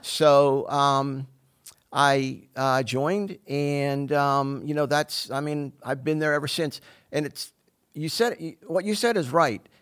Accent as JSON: {"language": "English", "town": "Pittsburgh", "region": "Pennsylvania", "country": "United States", "tie": "born or raised there", "also_born_or_lived": "New Jersey", "moved": "as an adult", "lives_now": "Simpsonville, United States", "said": "I'm originally from Pittsburgh, Pennsylvania. I was born and raised there."}